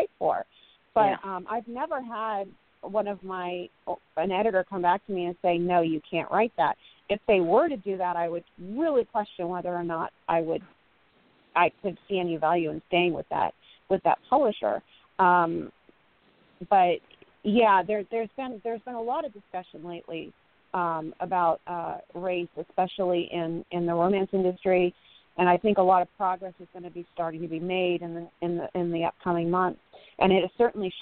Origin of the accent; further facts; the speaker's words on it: San Francisco, California, United States; I grew up in San Francisco in the 70s and the 80s